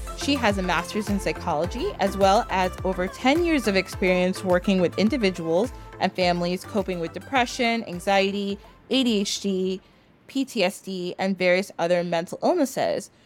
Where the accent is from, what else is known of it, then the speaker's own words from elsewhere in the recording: United States; I was born in the United States